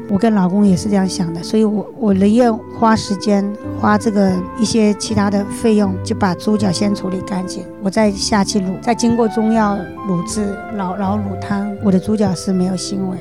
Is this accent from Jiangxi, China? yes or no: yes; Jiangxi, China; moved away as an adult; now in Taiwan; 我是两千年十一月来到台湾的。我的家乡是在江西